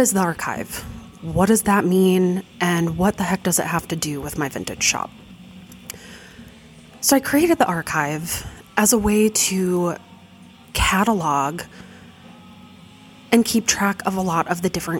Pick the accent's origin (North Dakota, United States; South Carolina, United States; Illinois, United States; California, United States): North Dakota, United States; Fargo; growing up in Fargo, North Dakota